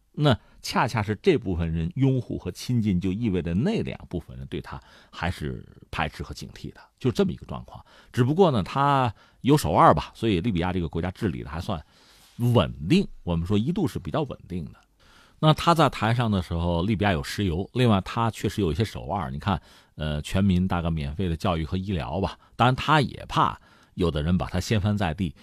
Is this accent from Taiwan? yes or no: no; China; 按我们中国人的传统爱国嘛，落叶归根呐